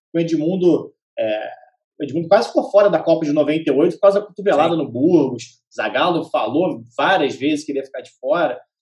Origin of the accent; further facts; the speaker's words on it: Petrópolis, Rio de Janeiro, Brazil; Eu moro, eu sou de Petrópolis